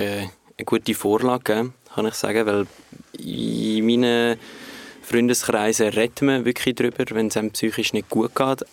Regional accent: Switzerland; wir in der Schweiz

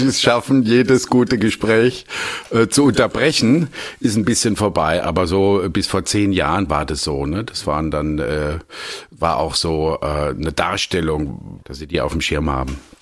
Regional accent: Landau, Rhineland-Palatinate, Germany; ich komme aus Landau, das ist die größte weinbautreibende Gemeinde

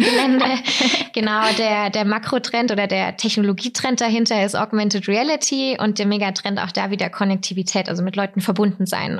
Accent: Weikersheim, Baden-Württemberg, Germany; Ich komme aus Weikersheim

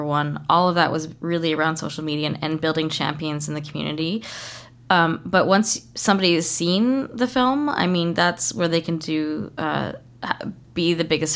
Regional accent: Kitimat, British Columbia, Canada; I was raised in Kitimat

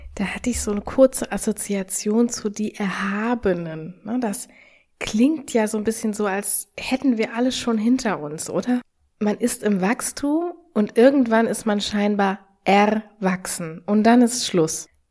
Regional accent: Germany; also born or lived in Australia; wir, wir malen uns immer gerne als Deutsche aus

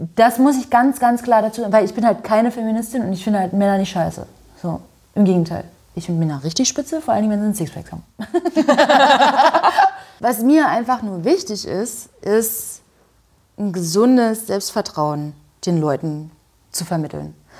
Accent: Görlitz, Saxony, Germany; moved away as an adult; now in Berlin, Germany; In Görlitz, in meiner Heimatstadt

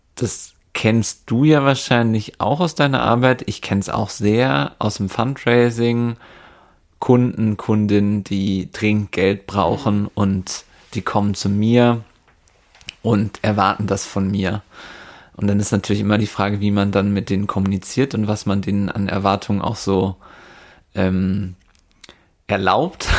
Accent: Werther, North Rhine-Westphalia, Germany; Von Werther Westfalen aus, wo ich herkomme

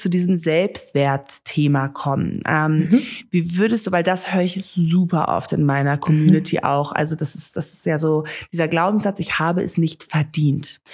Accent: Namibia; first language German and English; ich bin ja hier in Namibia aufgewachsen

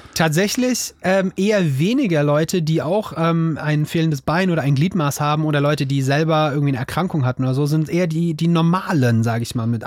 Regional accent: Offenbach, Hesse, Germany; ich komme aus, ich komme aus Hessen, aus Offenbach.

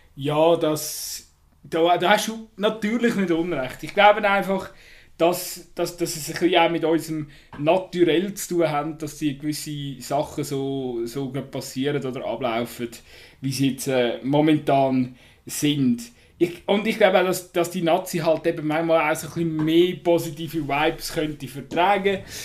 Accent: Switzerland; das ist nicht schweizerisch, wir sind eher zurückhaltend

